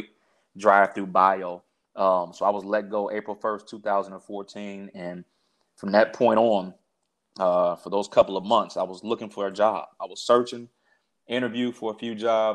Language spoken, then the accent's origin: English; Park Forest, Illinois, United States; moved away as an adult; also born or lived in Oklahoma; now in Durham, United States; my hometown, which is Park Forest, Illinois, which is the south suburbs of Chicago.